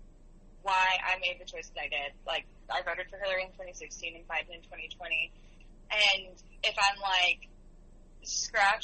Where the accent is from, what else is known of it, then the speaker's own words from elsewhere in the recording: the South, United States; moved away; I haven't been to where I grew up in the South since Trump was voted